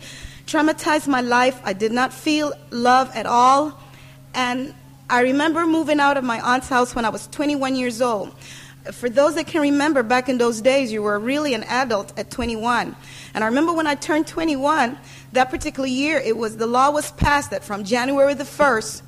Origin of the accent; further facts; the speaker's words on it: Panama; now in United States; I was born in Panama, as the pastor says, and that's where I grew up.